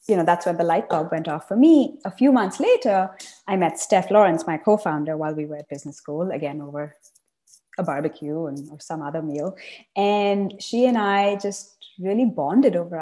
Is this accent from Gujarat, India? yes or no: no; Chennai, Tamil Nadu, India; moved away; also born or lived in Savannah, Georgia, United States / East Coast, United States / Berkeley, California, United States; I grew up in South India, in Chennai